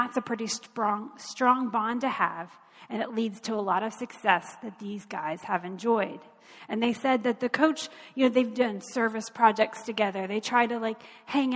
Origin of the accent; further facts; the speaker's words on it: Kentucky, United States; now in Cincinnati, United States; I am from Kentucky